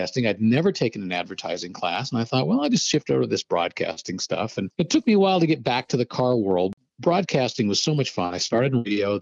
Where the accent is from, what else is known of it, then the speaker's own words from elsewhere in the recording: Los Angeles, California, United States; I grew up in Los Angeles.